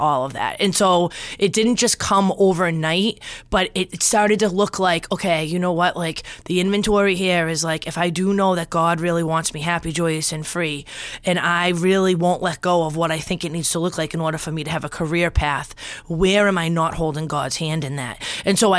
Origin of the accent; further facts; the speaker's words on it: Wakefield, Massachusetts, United States; also born or lived in Revere, Massachusetts / Danvers, Massachusetts; I grew up in Wakefield